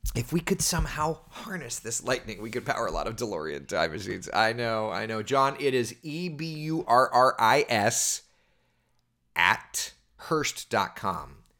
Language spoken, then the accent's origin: English; Winter Springs, Florida, United States; I grew up right here in Central Florida. I lived in Hollowbrook, which is a neighborhood over in Winter Springs